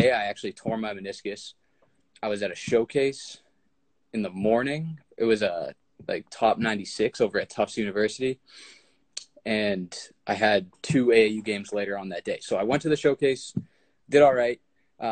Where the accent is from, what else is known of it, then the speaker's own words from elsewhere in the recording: Boston, Massachusetts, United States; I'm from the Boston area